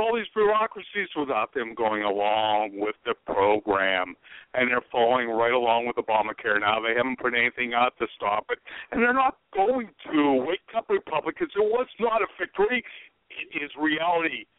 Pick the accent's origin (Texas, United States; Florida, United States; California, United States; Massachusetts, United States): Florida, United States; I'm from Florida